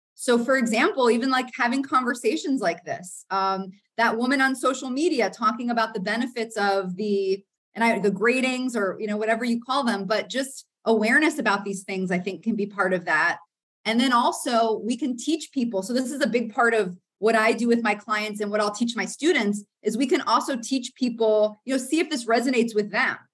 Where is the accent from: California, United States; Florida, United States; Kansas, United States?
Florida, United States; I grew up in the South in Florida, but in a very white, predominantly Christian southern suburb.